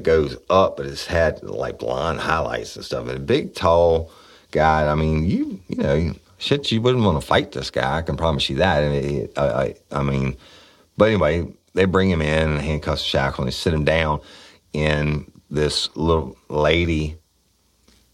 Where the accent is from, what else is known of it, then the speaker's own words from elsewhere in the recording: United States; I'm an American. I'm proud of it